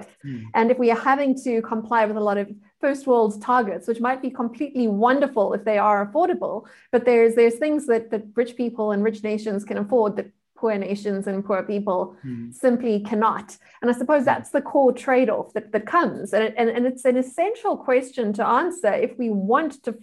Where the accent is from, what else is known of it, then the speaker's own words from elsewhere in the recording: South Africa; being a South African